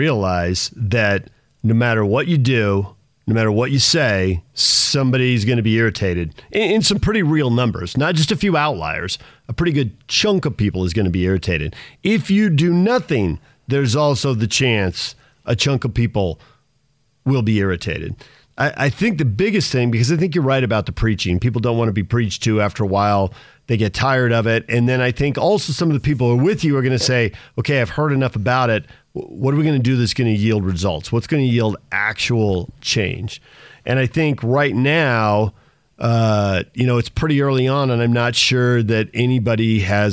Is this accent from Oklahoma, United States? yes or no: no; San Diego, California, United States; growing up in San Diego, where there's so many retired military